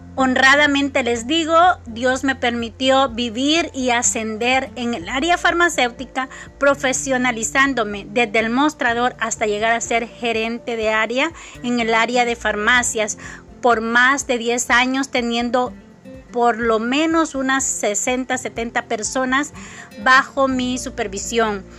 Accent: Nueva Guadalupe, San Miguel, El Salvador; soy una salvadoreña originaria de un lugar que se llama Nueva Guadalupe en el bello departamento de San Miguel

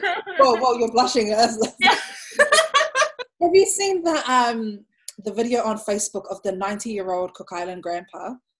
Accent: Samoa; And I'm like, oh, I'm from Samoa.

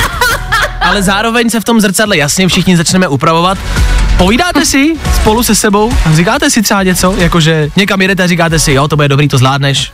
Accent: Plzeň, Plzeň Region, Czechia; Já jsem kluk z Plzně

